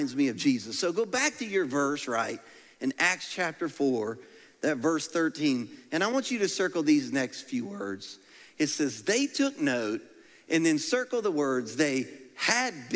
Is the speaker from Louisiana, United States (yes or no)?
yes; Louisiana, United States; I'm from Louisiana